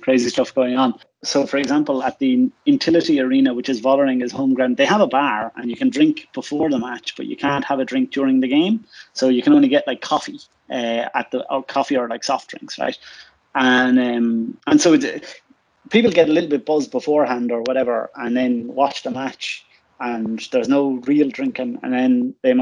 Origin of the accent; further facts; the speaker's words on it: Waterford, Munster, Ireland; now in Prague, Czech Republic; I'm from Waterford